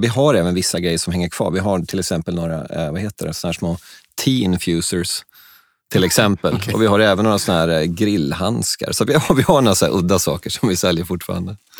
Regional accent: Sweden; also born or lived in China; jag är svensk

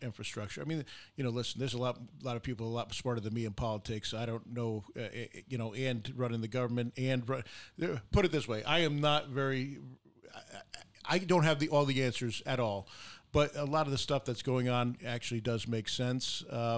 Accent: United States; we make a very good wage as an American people here

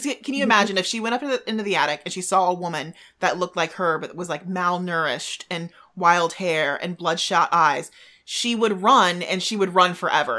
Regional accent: United States; as an American, when I read Creole, like, my mind immediately goes to Louisiana. And actually, like, my own background, which is, like, Creole. And that is, you know, African and French and Spanish and just a whole melting pot.

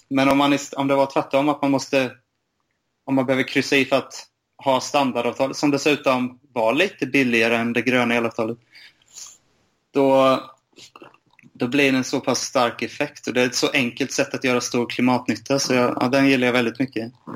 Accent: Bankeryd, Jönköping County, Sweden; also born or lived in Lund; Jag är uppvuxen i Bankeryd utanför Jönköping.

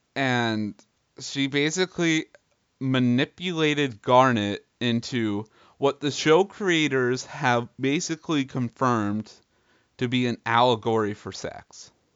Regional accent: Canada; we're both Canadian boys.

